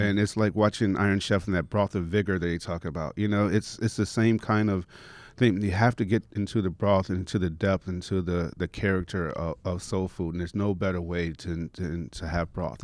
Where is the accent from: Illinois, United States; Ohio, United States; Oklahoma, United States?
Illinois, United States; Chicago; moved away; growing up in Chicago